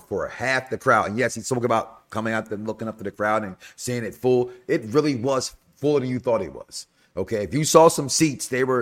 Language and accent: English; Chicago, Illinois, United States; now in Florida, United States; I'm from Chicago originally.